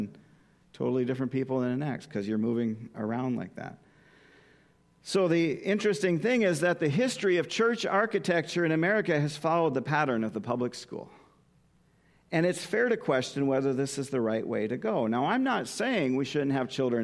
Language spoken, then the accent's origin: English; Minot, North Dakota, United States; my hometown of Minot, North Dakota